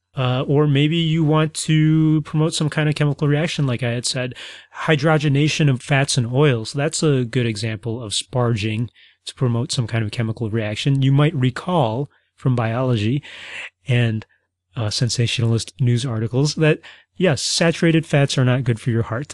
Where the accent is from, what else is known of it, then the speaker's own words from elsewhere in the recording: Midwest, United States; I'm from the Midwest